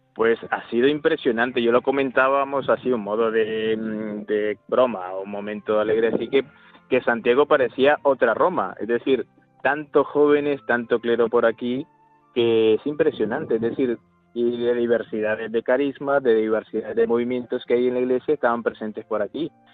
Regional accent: Managua, Nicaragua; now in Huesca, Spain; soy de la, de la propia capital, Managua, y mi parroquia del barrio donde yo vivo se llama Cristo Resucitado

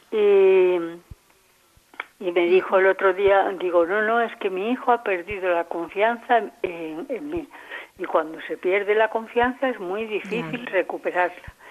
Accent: Andalusia, Spain; Y yo, en cambio, soy andaluza y él dice que me amparo en que soy andaluza

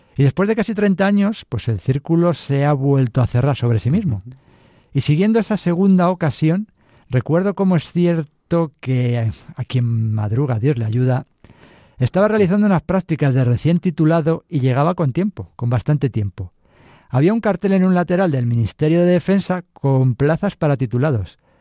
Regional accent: Madrid, Community of Madrid, Spain; Soy madrileño, mis padres vivían en Carabanchel, barrio histórico, y fue un colegio público, uno más, una familia modesta y honrada, un niño feliz

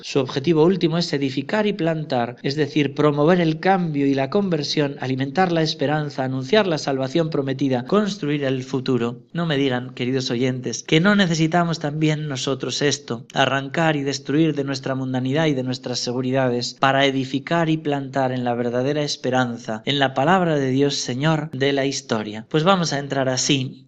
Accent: Navarre, Spain; mi tierra de Navarra

